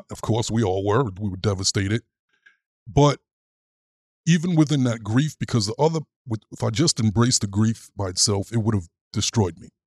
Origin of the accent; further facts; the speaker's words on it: New York City, New York, United States; As a kid growing up in Brooklyn